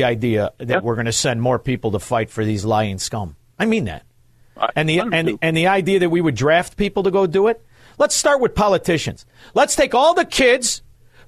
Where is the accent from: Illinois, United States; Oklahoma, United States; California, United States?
Illinois, United States; Melrose Park; I don't really speak Spanish, even though I grew up in Melrose Park